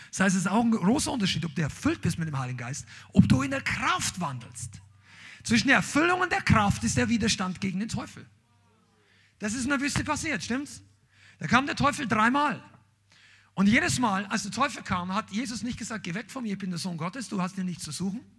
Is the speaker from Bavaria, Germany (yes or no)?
yes; Bavaria, Germany; ich bin Bayer, ja, er vergibt mir, er liebt mich trotzdem. Aber bei uns haben wir gesagt, ein Hackel.